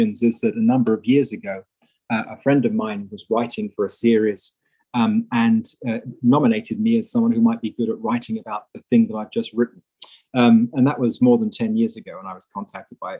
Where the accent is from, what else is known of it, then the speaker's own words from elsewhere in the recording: England, United Kingdom; moved away as an adult; also born or lived in Netherlands / Cincinnati, United States; now in United States; I'm originally English, although I now live and work in the USA